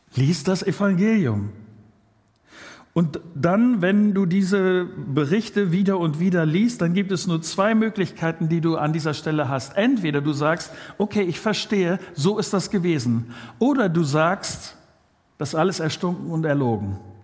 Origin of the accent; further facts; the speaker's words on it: Germany; wir sind ja als äh, Deutsche so eine Gesellschaft